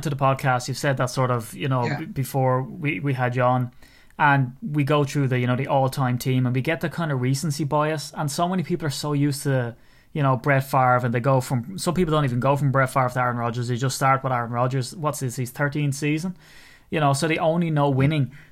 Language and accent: English; Ireland; from being an Irishman